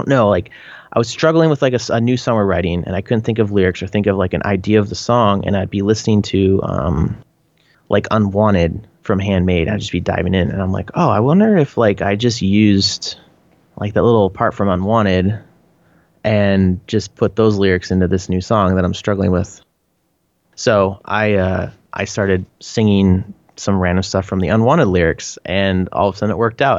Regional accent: Canada; accent: Canadian; my Canadian accent

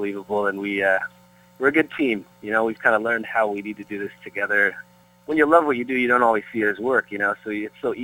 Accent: Peterborough, Ontario, Canada; born or raised there; moved away as an adult; now in Brentwood, United States

